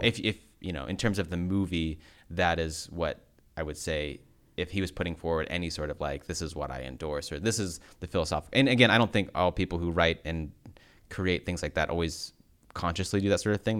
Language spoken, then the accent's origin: English; United States; being American